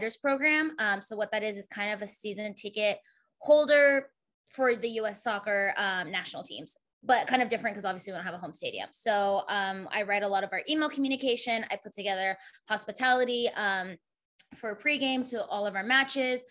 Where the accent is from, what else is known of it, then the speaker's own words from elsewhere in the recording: Arizona, United States; moved away as an adult; now in Chicago, United States; I'm originally from Arizona. I've been there my whole entire life, except when I moved to Chicago for my job here in September